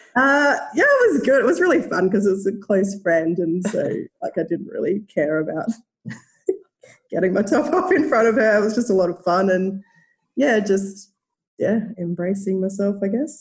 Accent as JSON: {"language": "English", "country": "Australia", "accent": "Australian", "said": "as you can probably tell by my accent, live in Australia"}